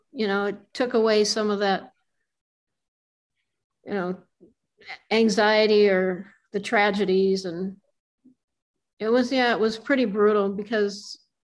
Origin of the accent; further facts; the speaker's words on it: Reno, Nevada, United States; moved away as an adult; also born or lived in Los Angeles; I grew up in Reno and I moved